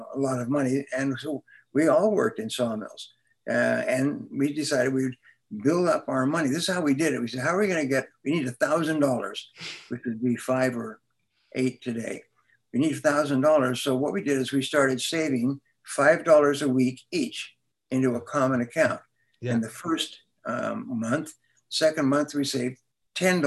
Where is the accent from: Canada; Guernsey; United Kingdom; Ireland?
Canada; Vancouver, British Columbia; moved away as an adult; I grew up in Vancouver, British Columbia